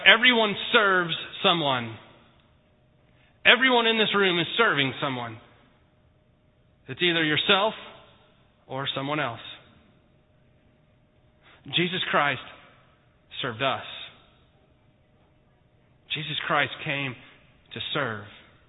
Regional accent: Houston, Texas, United States; born there; also born or lived in Mexico; Now, I was born in Houston, Houston Memorial Hospital. It wasn't necessarily a cave. City of Bethlehem and Houston, not really necessarily alike. I've lived all over the country. I've lived in Mexico. I've lived East Coast, West Coast, Midwest. I've lived most of my life in Texas.

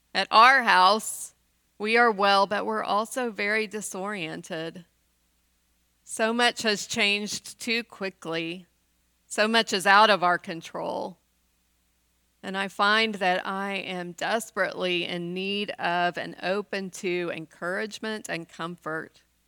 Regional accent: West Texas, United States; I grew up in West Texas in the nineteen seventies

